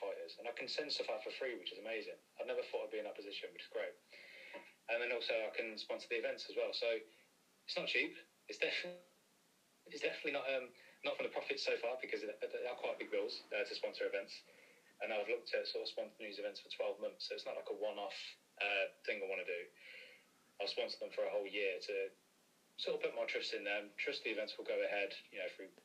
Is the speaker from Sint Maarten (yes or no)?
no; Coventry, West Midlands, United Kingdom; I'm from Coventry as well